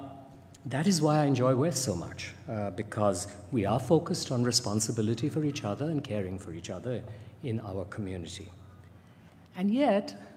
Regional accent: India; I grew up in India

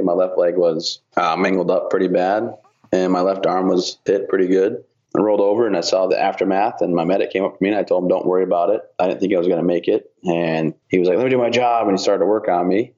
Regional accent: Vassar, Michigan, United States; I grew up in Michigan, little town called Vassar, right outside of Flint and Saginaw kind of area

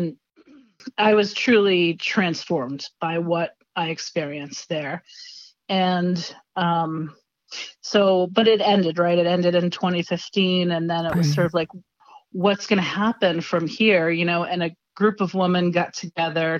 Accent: Rhode Island, United States; I'm from Rhode Island

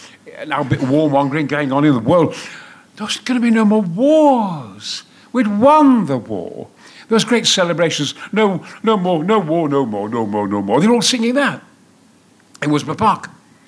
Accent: Goldthorpe, Yorkshire and the Humber, United Kingdom; also born or lived in Mexborough; I'm the son of a coal miner in Goldthorpe. I was born in Mexborough, lived in Goldthorpe, Probert Avenue, Flying Scotsman and all that. And I was a war baby.

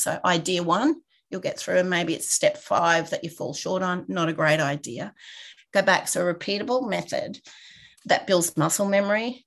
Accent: Rockhampton, Queensland, Australia; moved away as an adult; now in Brisbane, Australia; I grew up in a regional town. So I am from Rockhampton, so eight hours north. Lived there for about 25 years before I moved out and came to Brisbane.

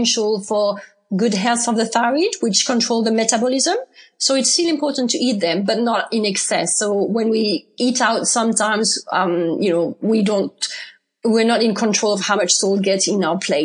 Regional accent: France; accent: French; English is a second language; moved away as an adult; also born or lived in United Kingdom; I'm from France, obviously. You can recognize that from my accent.

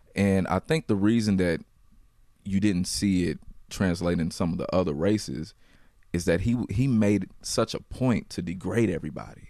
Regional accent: Louisville, Kentucky, United States; I grew up in Louisville, so I, I grew up in the west

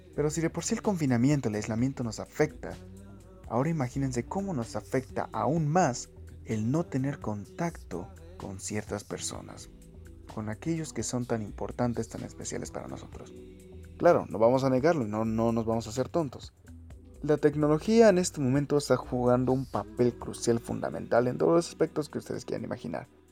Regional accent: Mexico

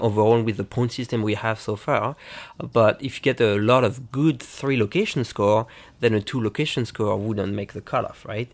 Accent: France; moved away; I played pinball mostly growing up in France

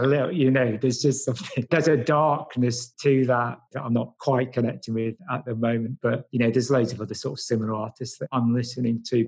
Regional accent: Nottingham, East Midlands, United Kingdom; also born or lived in Padmaloka; I'm from Nottingham. I've only been back in Nottingham actually for about six months

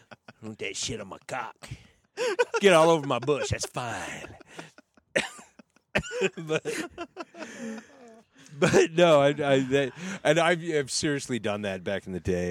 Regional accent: Skagit Valley, Washington, United States; I'm from Skagit Valley

